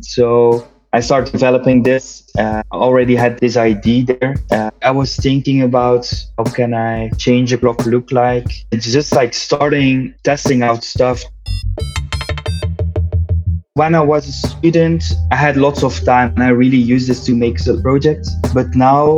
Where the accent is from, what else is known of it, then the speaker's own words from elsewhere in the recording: Belgium; I'm from Belgium